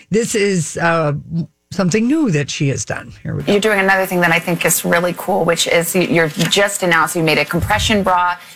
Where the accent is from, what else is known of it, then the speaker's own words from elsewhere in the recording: Tucson, Arizona, United States; I told, just told you I grew up in Tucson